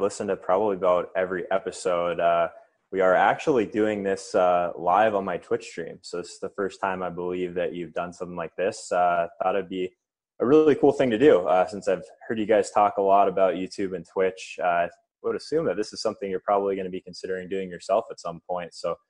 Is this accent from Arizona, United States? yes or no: yes; Arizona, United States; So starting in Arizona, definitely kind of a non-typical hockey market.